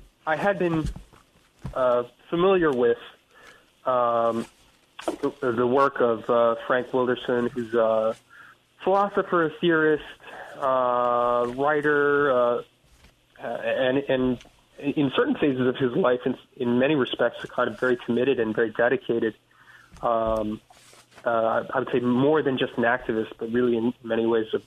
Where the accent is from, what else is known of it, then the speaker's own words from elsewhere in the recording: Paris, France; important thing that happened was that we moved to Paris, France, when I was about 8 years old. And so I grew up in France.